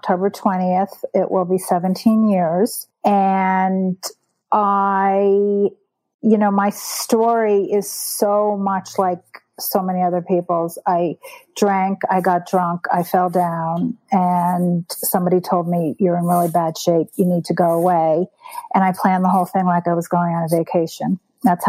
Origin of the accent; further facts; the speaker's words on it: Montclair, New Jersey, United States; moved away as an adult; now in Denver, United States; I am from Montclair, New Jersey, and now I'm in Denver